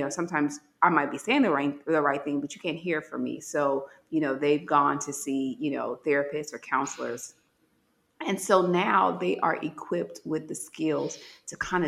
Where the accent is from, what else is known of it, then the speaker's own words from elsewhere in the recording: Gary, Indiana, United States; moved away as an adult; Certainly I could have went back home to Gary